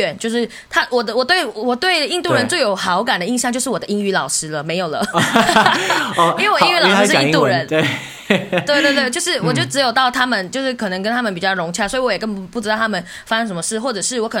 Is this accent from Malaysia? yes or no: yes; West Malaysia, Malaysia; 我来自西马。